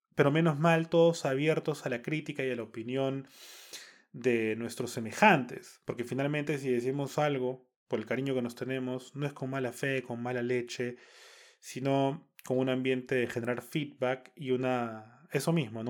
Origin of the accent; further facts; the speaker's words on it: Peru; como peruanos